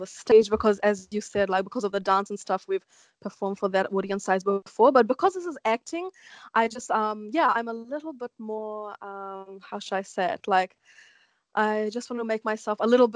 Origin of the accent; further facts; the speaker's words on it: New Zealand; accent: Kiwi; I am a New Zealand born Indian. I can speak Hindi, but it still has a Kiwi accent like behind it